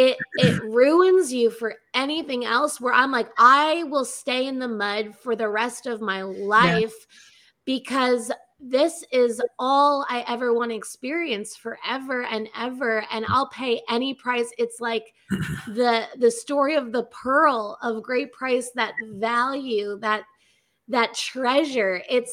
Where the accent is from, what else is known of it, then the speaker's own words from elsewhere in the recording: New York, United States; I'm from New York.